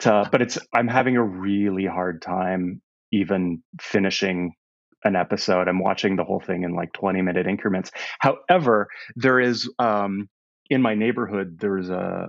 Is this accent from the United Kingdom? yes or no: no; Canada; moved away; also born or lived in East Bay, United States; It's complicated, but I'm Canadian. But my father in the 80s was in software, and so we moved us to the East Bay here in Northern California